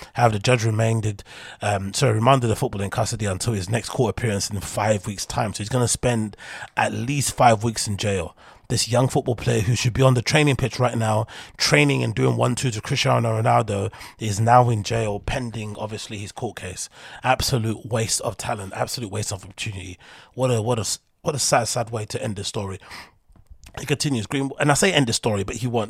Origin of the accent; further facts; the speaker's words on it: London, United Kingdom; I come from London, so I have that London mentality